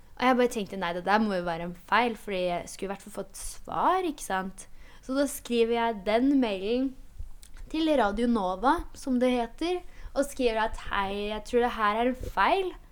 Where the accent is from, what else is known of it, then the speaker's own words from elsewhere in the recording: Hønefoss, Buskerud, Norway; Norwegian is a second language; moved away as an adult; also born or lived in Poland; now in Oslo, Norway; Jeg har jo bodd i Hønefoss siden jeg var ti år. Det var da jeg flytta dit fra Polen.